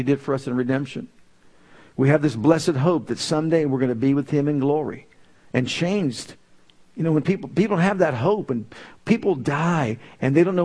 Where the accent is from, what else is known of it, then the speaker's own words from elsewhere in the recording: Youngstown, Ohio, United States; moved away as an adult; also born or lived in Tulsa, Oklahoma; When I was called to leave my hometown of Youngstown to go to Tulsa, Oklahoma